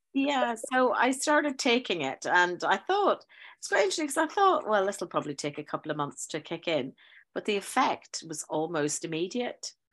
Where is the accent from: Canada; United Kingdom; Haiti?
United Kingdom; Northern Ireland; also born or lived in South London; now in London, United Kingdom; I'm from Northern Ireland, but I teach uh, in a school in uh, South London